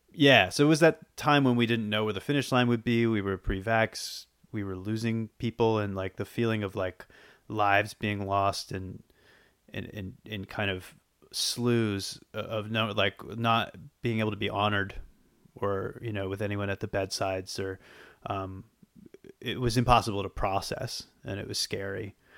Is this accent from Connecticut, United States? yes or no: no; Boston, Massachusetts, United States; moved away as an adult; also born or lived in Los Angeles; now in New York, United States; I grew up, I grew up in Boston